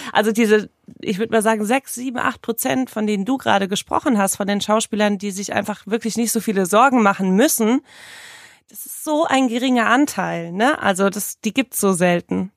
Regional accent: Marburg, Hesse, Germany; moved away as an adult; now in Hamburg, Germany; Ich bin in Hessen, in Marburg, geboren und aufgewachsen. Bin ganz, ganz schnell nach Hamburg gezogen, als ich mein Abi in der Tasche hatte

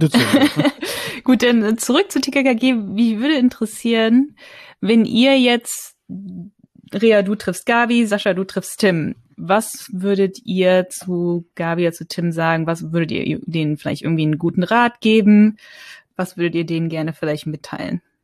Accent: North Rhine-Westphalia, Germany; ich bin in, in, in Nordrhein-Westfalen aufgewachsen

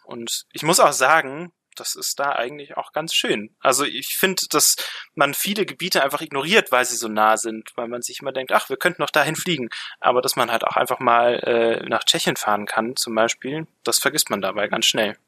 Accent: Grünwald, Bavaria, Germany; ich komme aus dem Süden von München, ich komme aus Grünwald

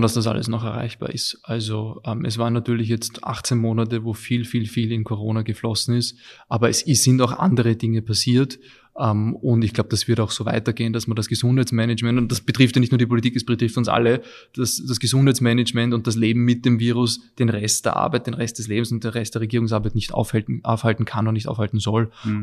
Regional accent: Vienna, Austria; also born or lived in England; ich bin in Wien geboren und aufgewachsen, auch hier zur Schule gegangen

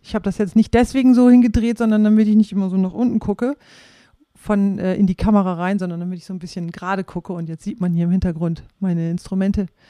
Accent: Rhauderfehn, Lower Saxony, Germany; ich bin in Rauderfeen aufgewachsen und meine Großeltern, die wohnten in Flachsmeer

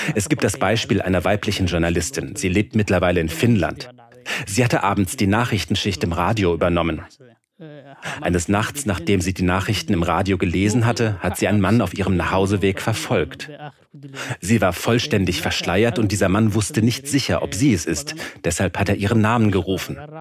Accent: Somalia; in meinem Heimatland.

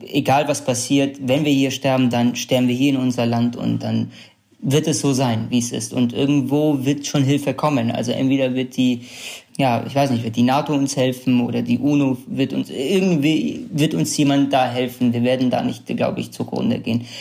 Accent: Sulaymaniyah, Kurdistan Region, Iraq; first language Kurdish; German is a second language; now in Germany; in meiner Heimatstadt äh, Slemania, in der wir sind

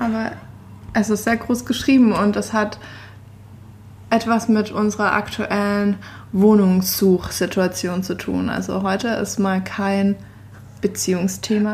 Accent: Stuttgart, Baden-Württemberg, Germany; moved away as an adult; also born or lived in Innsbruck, Austria; in Stuttgart, meine Heimat

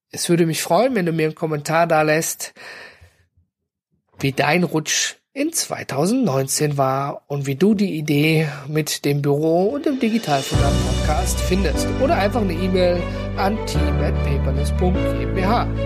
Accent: North Rhine-Westphalia, Germany; Und ich komme ja aus dem Ruhrgebiet, ne? Und bei uns gibt's immer was zu futtern.

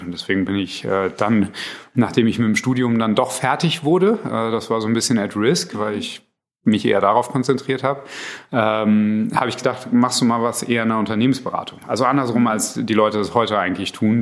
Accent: Berlin, Germany; ich bin eigentlich Berliner

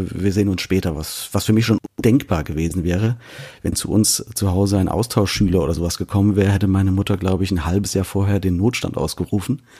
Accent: Künzell, Hesse, Germany; also born or lived in Fulda; Nein, in Fulda geboren und in Künzel aufgewachsen, genau. Und dort äh, bis ich Anfang 20 war oder so, ja, fast Mitte 20 sogar, ähm, dann auch dort geblieben.

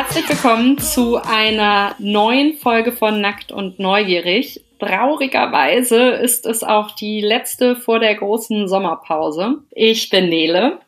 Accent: Melsungen, Hesse, Germany; now in Cologne, Germany; ganz lange immer noch in Melsungen testen lassen, also wo ich herkomme bei dem Frauenarzt

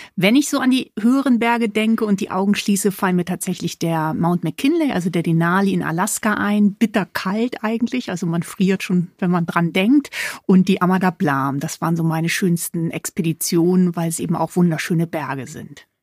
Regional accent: Hamburg, Germany; moved away; ich bin gebürtige Hamburgerin

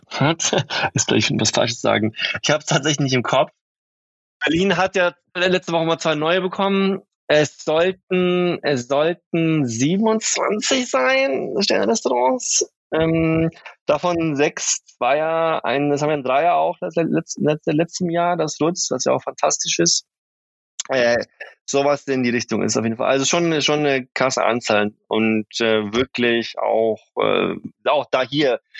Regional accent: Sweden; now in Germany; mit meinem Background und so weiter, als halt, Schwede bin ich auch sehr oft in Skandinavien

